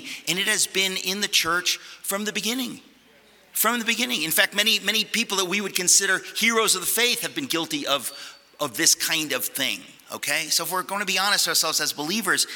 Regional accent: United States; also born or lived in Connecticut; I grew up in New York and Connecticut

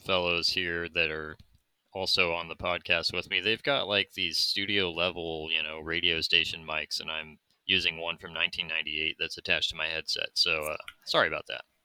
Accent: United States; I'm from America and we speak American

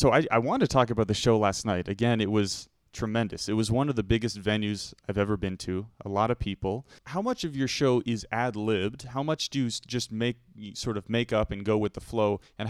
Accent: Vermont, United States; now in Toronto, Canada; I am also from Vermont. And Vermont is a very, very small place. There's a lot of farming. There's no big buildings, big city.

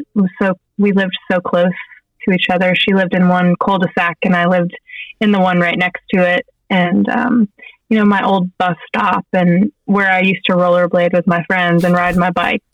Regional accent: Johnson City, Tennessee, United States; now in Nashville, United States; I grew up in Johnson City, Tennessee, which is East Tennessee

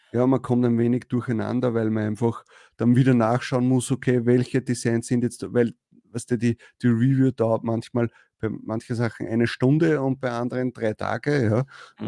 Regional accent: Austria; als Österreicher

